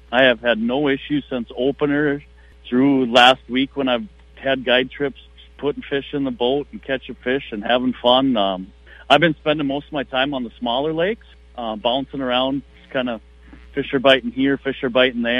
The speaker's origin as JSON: {"language": "English", "town": "Ashby", "region": "Minnesota", "country": "United States", "tie": "born or raised there", "said": "fished these couple lakes right next to my hometown in Ashby"}